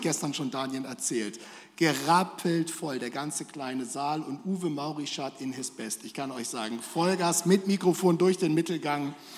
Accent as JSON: {"language": "German", "area": "between Bremen and Hanover", "region": "Lower Saxony", "country": "Germany", "moved": "as an adult", "lives_now": "Gelsenkirchen, Germany", "said": "ich komme aus Norddeutschland eigentlich zwischen äh, Bremen und Hannover, da ist schön"}